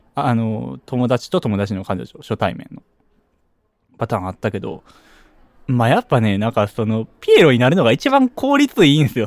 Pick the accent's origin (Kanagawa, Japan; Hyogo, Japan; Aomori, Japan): Hyogo, Japan